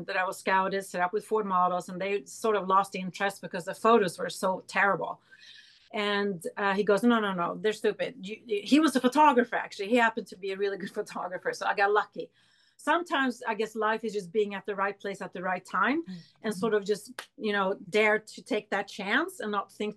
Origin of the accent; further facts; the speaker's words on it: Sweden; moved away; also born or lived in New York; I grew up in Sweden